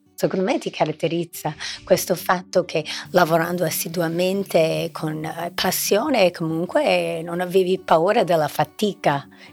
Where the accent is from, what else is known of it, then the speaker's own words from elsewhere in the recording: United States; da americana